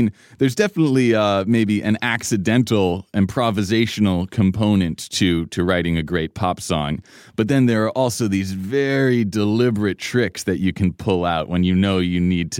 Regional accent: New York City, New York, United States; as a kid growing up in Manhattan, I never left my apartment building.

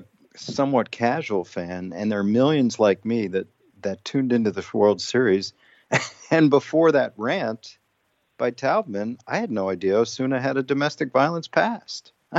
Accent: Washington, District of Columbia, United States; I'm claiming Nationals fandom because I grew up, born and raised in Washington, D.C. without a team.

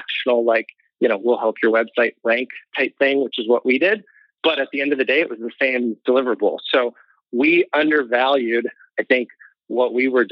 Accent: Missouri, United States; also born or lived in San Diego; Missouri, where we're all from

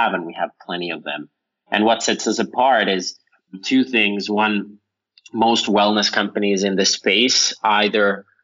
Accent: Finland; now in Los Angeles, United States; I'm from Finland originally

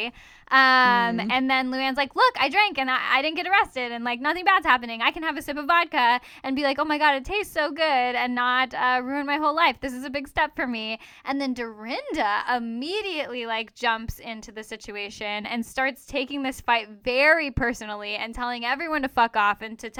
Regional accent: Thousand Oaks, California, United States; Raquel, who's from my hometown

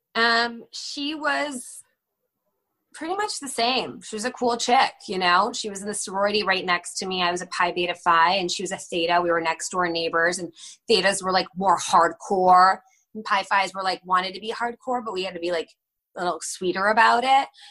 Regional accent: Northbrook, Illinois, United States; moved away as an adult; now in London, United Kingdom; I grew up in Northbrook

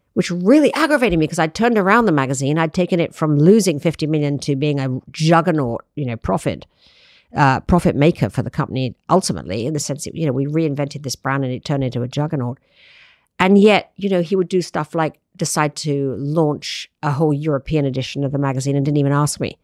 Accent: United Kingdom; moved away; I'm British

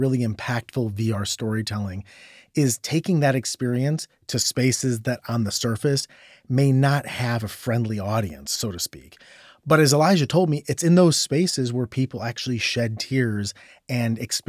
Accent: Akron, Ohio, United States; a guy from my hometown, LeBron James

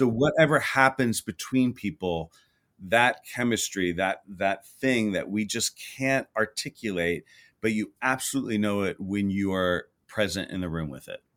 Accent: Houston, Texas, United States; moved away; I grew up in Houston, Texas

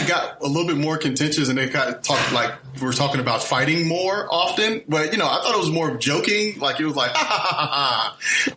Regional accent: Fort Lauderdale, Florida, United States; moved away as an adult; now in Los Angeles, United States; I'm from Fort Lauderdale, Florida.

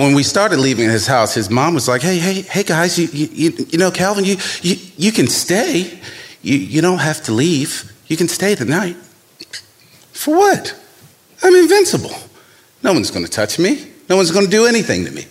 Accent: Baltimore, Maryland, United States; young black man growing up in Baltimore

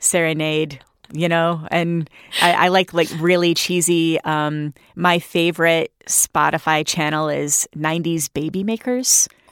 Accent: Flint, Michigan, United States; that's my hometown. I'm really proud to be from Flint.

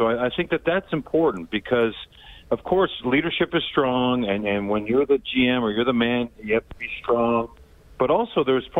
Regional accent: Vancouver Island, British Columbia, Canada; I grew up on Vancouver Island. The Oilers were a big part of my childhood in the 80s

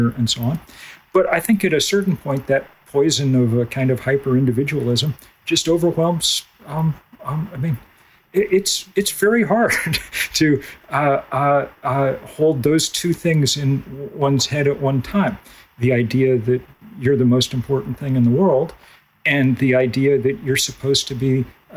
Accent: Lexington, Massachusetts, United States; I grew up in Lexington, Massachusetts, a town imbued with great history

